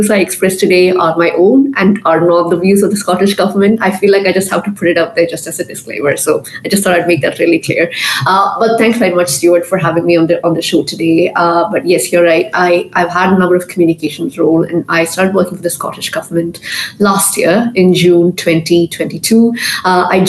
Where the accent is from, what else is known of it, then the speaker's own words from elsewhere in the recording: Qatar; I grew up in a very conservative Indian home. From birth, I was raised in Qatar. I went to an Indian school. My parents are very traditional Indians.